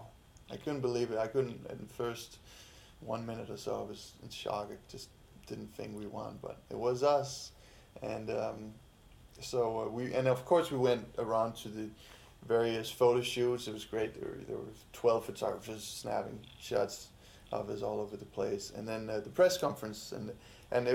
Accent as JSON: {"language": "English", "country": "Denmark", "moved": "yes", "lives_now": "United States", "said": "I'm from Denmark"}